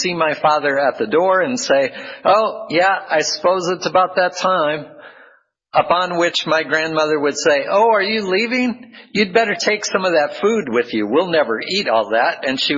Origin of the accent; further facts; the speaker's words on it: Midwest, United States; also born or lived in South Dakota / Iowa / Minnesota / Arizona; now in California, United States; I am from the Midwest, born in South Dakota, then moved to Iowa, and then to Minnesota before we moved west to Arizona, and then to California.